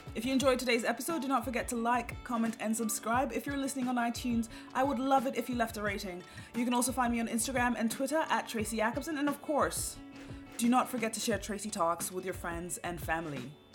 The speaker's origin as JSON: {"language": "English", "country": "Kenya", "moved": "as an adult", "lives_now": "Norway", "said": "I was from Kenya"}